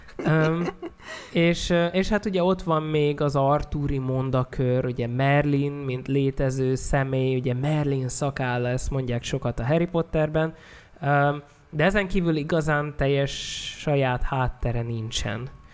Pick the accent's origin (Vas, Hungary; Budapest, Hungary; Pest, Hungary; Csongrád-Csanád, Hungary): Csongrád-Csanád, Hungary; a small settlement near Szeged; egy kis településen nőttem fel